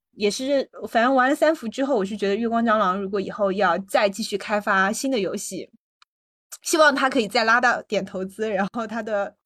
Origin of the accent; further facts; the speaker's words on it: Sichuan, China; 因为就是我也是四川人嘛